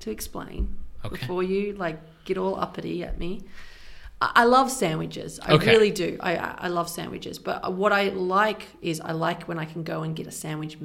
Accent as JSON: {"language": "English", "country": "Australia", "moved": "yes", "lives_now": "Switzerland", "said": "we're both Australian"}